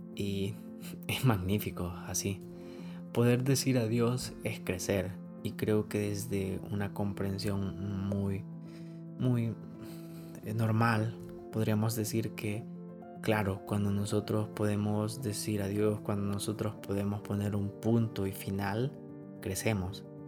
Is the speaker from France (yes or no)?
no; El Salvador; como salvadoreños